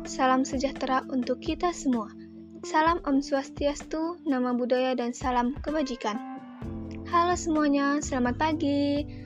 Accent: Bandar Lampung, Lampung, Indonesia; asal aku dari kota Bandar Lampung.

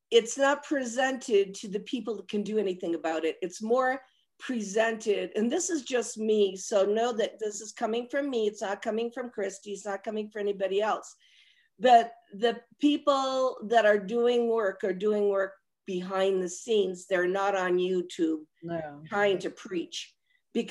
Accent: Rome, Lazio, Italy; I was born at Piazza Mazzini in Rome

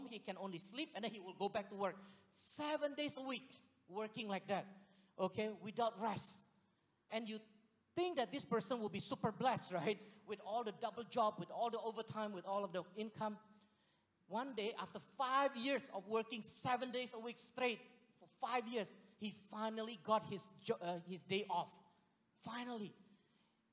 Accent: Singapore; moved away; I was from Singapore

